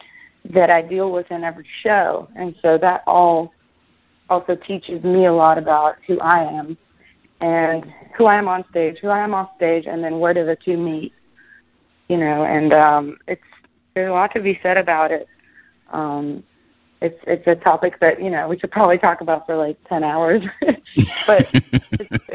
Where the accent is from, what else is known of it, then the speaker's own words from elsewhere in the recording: Israel; moved away as an adult; now in United States; I was born and raised in Israel. And then I moved here 5 years ago.